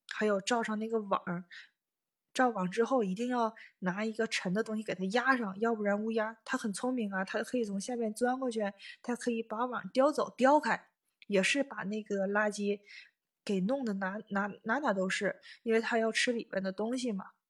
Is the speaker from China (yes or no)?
yes; Northeast China, China; moved away as an adult; now in Tokyo, Japan; 反正我们家是那块儿，我是东北的